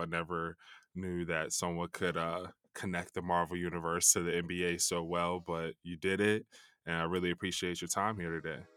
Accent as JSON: {"language": "English", "town": "Chicago", "region": "Illinois", "country": "United States", "tie": "born or raised there", "said": "I grew up in Chicago"}